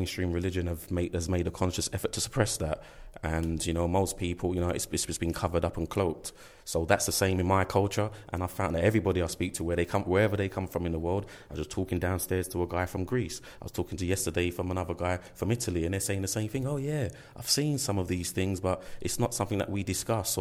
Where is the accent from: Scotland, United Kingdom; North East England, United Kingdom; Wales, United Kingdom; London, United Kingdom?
London, United Kingdom; I come from East London, and I've grown up around, you know, in my community